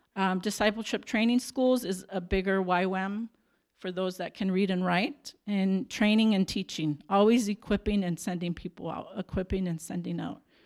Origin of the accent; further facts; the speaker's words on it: Tucson, Arizona, United States; moved away as an adult; now in Mozambique; I'm from Tucson, Arizona.